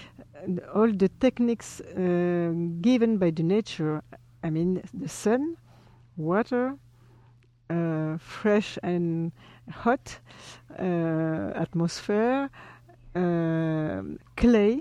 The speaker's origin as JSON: {"language": "English", "country": "French Polynesia", "second_language": "English", "moved": "yes", "lives_now": "Paris, France", "said": "I'm from Tahiti. My mother is Tahitian and my father Spanish"}